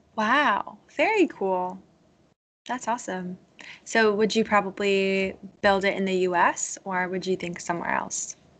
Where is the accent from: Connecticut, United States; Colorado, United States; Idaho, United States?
Connecticut, United States; now in Virginia, United States; I'm from Connecticut, and I live in uh, Virginia